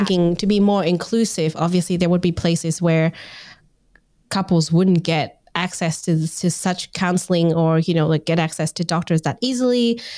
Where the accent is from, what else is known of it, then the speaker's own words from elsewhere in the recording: Vietnam; moved away; I'm originally from Vietnam